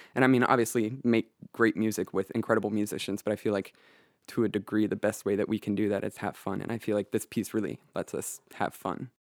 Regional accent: Lawrence, Kansas, United States; I'm 18 and I'm from Lawrence, Kansas

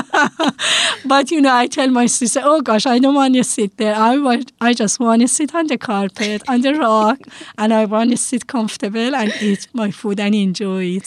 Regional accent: Tehran, Tehran Province, Iran; moved away as an adult; now in Bethel, United States; I grew up in Yakhchiabad, in the middle of Hostel and Bostel of uh, Tehran, uh, capital city of Iran. I lived in Iran until I was uh, 31 years old

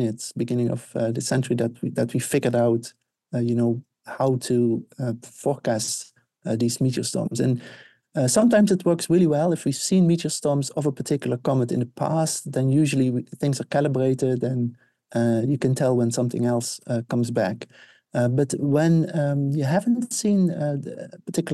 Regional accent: Netherlands; moved away; I grew up in the Netherlands, Northern Hemisphere.

